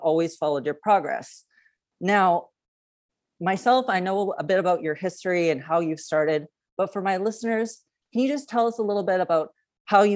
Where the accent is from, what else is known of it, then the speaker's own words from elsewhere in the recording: Canada; now in United States; I am a Canadian that lives in the United States